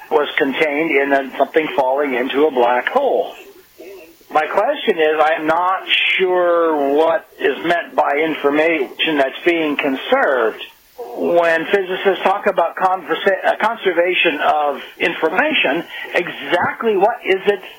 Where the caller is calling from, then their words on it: Oysterville, Washington, United States; I'm calling from Oysterville, Washington.